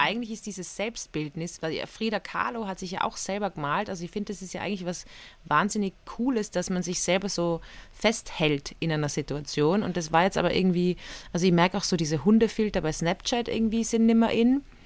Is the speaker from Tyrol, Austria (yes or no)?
yes; Innsbruck, Tyrol, Austria; Ich bin ja aufgewachsen in Tirol, in Innsbruck